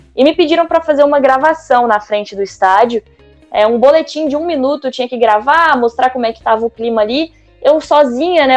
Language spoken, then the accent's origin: Portuguese; Brasília, Federal District, Brazil; sou de Brasília